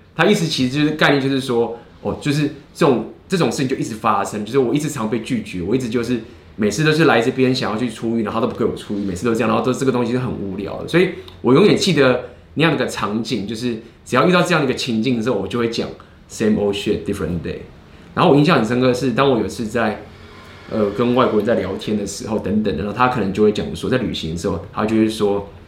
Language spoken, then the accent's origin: Chinese; Taiwan; 我是台湾人